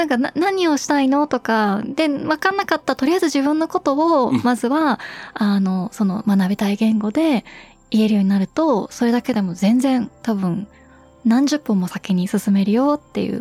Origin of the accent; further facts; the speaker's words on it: Germany; まあ、ドイツで生まれ育って日本人家庭でってなった時に、まあ、ドイツ語は小さい頃から耳にはしているけども、ただ、家庭内ではドイツ語使わないので